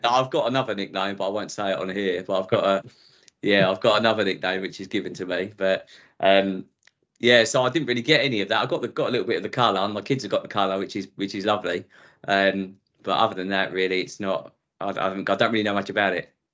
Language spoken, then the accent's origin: English; Essex, East of England, United Kingdom; accent: Essex; also born or lived in Southall, London; when I was five, I moved out to Essex, which is which you probably tell from my accent where I've been ever since. So very much sort of Essex indoctrinated